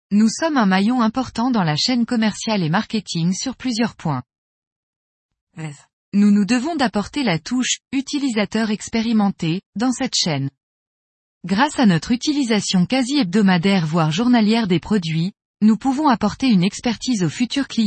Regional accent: Hauts-de-France, France; Je suis originaire de la vallée de la Somme, mais depuis plus de dix ans, je vis entre Calais et Dunkerque tout là-haut.

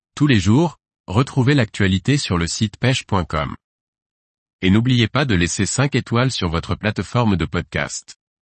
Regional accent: Spain; moved away as an adult; now in Colombia; Je suis espagnol de naissance

